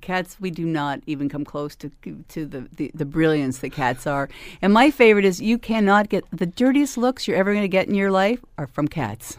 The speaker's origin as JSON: {"language": "English", "town": "Hamilton", "region": "Ontario", "country": "Canada", "said": "we're from Hamilton, we work hard in Hamilton, we will always be from Hamilton"}